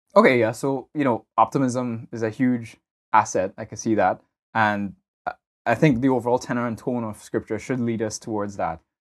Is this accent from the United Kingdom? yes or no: no; Trinidad & Tobago; moved away; growing up in Trinidad